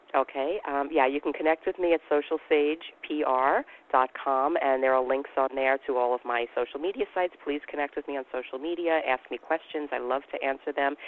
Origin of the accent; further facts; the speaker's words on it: New York, United States; I'm from New York